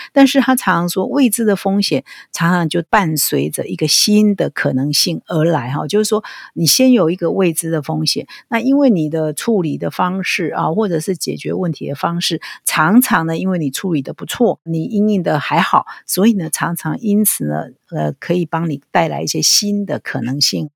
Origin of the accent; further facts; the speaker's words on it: Taiwan; 我们台湾人